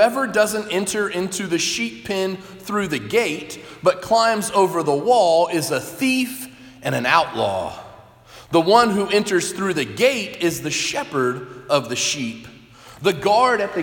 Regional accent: Texas, United States; moved away; Growing up in Texas, some of those stereotypes are true that you hear of Texans. I grew up in a city of about 1 million people

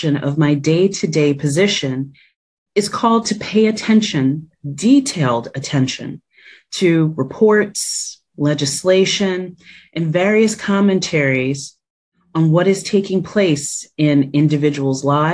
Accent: New Jersey, United States; born or raised there; moved away as an adult; now in Washington, D.C., United States

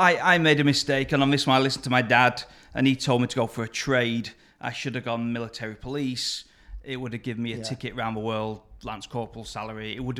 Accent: north of Manchester, just past Preston, North West England, United Kingdom; moved away as an adult; I grew up a little bit further north.

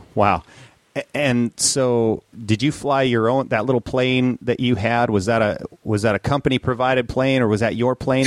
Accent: Minnesota, United States; growing up in Minnesota

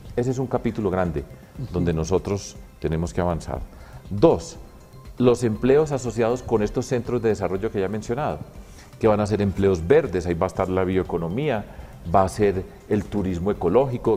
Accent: Colombia

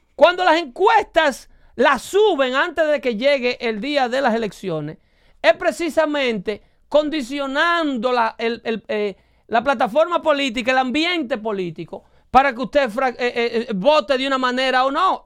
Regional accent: Dominican Republic; now in United States

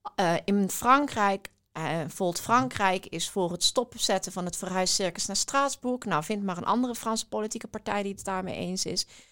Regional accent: Weert, Limburg, Netherlands; ik ben eh, opgegroeid in Weert. Dat, is, dat ligt in Limburg

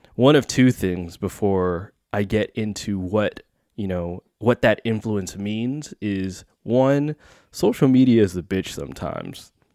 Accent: Bay Area, California, United States; born and raised in the Bay Area

